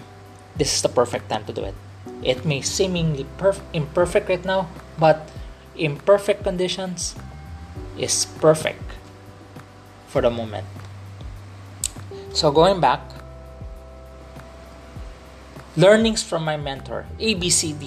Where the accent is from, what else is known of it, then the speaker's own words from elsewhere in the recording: Philippines; there is also such a thing as a Filipino English. We have a way of different way of understanding it also.